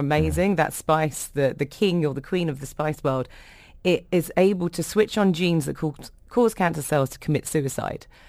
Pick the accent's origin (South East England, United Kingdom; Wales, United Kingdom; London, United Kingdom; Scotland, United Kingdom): London, United Kingdom; I come from a really large Irish family. I don't have the accent. I was brought up in London, but my parents are Irish